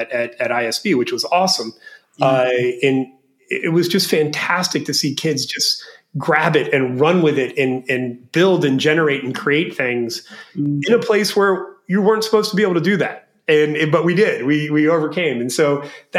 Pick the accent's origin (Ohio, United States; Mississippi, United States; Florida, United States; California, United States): Florida, United States; moved away as an adult; now in Bangkok, Thailand; I grew up young in Florida